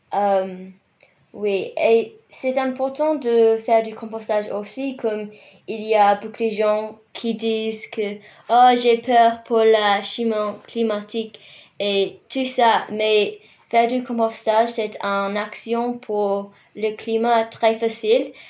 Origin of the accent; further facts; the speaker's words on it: Rotorua, Bay of Plenty, New Zealand; French is a second language; moved away as an adult; now in Christchurch, New Zealand; Je viens de Rotorua dans l'île du Nord